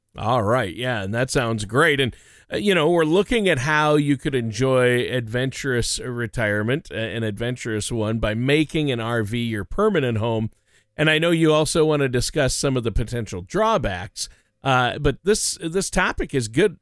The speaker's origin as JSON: {"language": "English", "region": "Minnesota", "country": "United States", "tie": "born or raised there", "moved": "yes", "said": "my home state of Minnesota"}